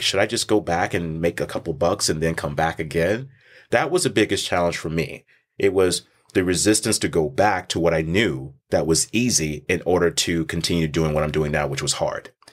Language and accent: English; Texas, United States; I was born and raised in Texas